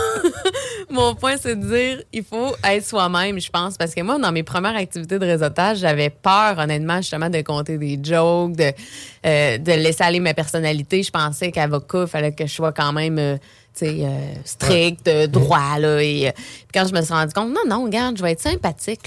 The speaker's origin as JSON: {"language": "French", "area": "Beauce", "region": "Quebec", "country": "Canada", "moved": "as an adult", "lives_now": "Quebec City, Canada", "said": "je viens de la Beauce quand j'ai commencé mon entreprise à Québec"}